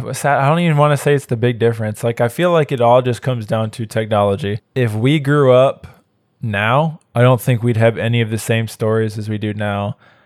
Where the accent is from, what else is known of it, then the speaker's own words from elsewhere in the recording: Michigan, United States; Because I know if I grew up here in Arkansas, like it'd be a very different story. Because there wasn't the stuff like there was in Michigan when we were younger.